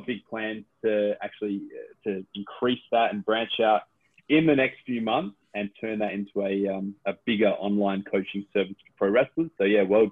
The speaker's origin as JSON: {"language": "English", "town": "Adelaide", "region": "South Australia", "country": "Australia", "moved": "yes", "lives_now": "Perth, Australia", "said": "I'm from Adelaide"}